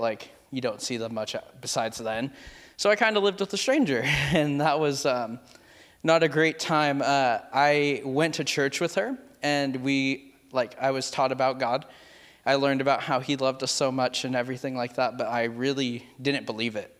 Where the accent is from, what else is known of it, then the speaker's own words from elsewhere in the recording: Merced, California, United States; I am originally from Merced, California.